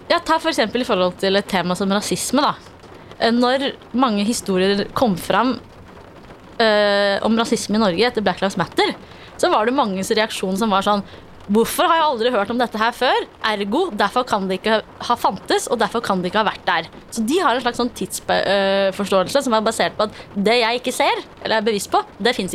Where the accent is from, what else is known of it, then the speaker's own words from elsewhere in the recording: Afghanistan; Norwegian is a second language; now in Norway; Uh, jeg er fra Afghanistan.